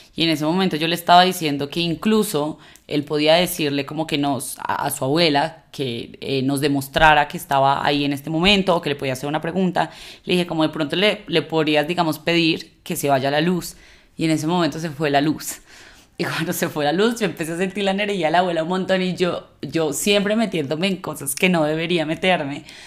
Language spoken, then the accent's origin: Spanish; Colombia; como una sociedad como la colombiana